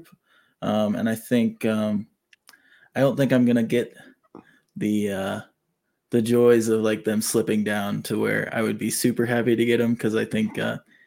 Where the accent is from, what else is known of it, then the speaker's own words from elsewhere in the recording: Tennessee, United States; I'm from Tennessee